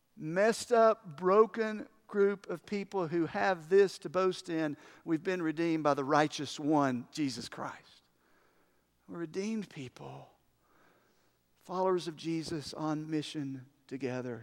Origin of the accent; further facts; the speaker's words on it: United States; I'm proud of being American